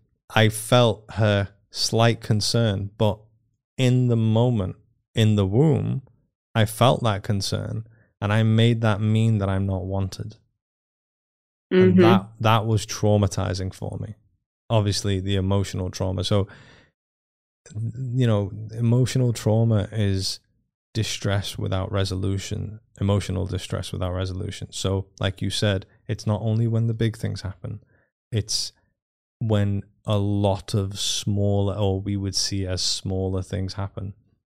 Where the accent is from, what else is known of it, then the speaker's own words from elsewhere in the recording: Iran; born there; Whilst in my mother's womb, I was born in 85 in Iran